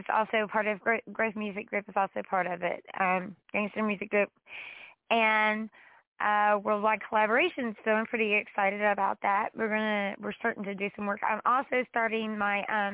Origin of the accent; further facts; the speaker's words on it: Huntington, West Virginia, United States; I'm from West Virginia. Huntington, West Virginia.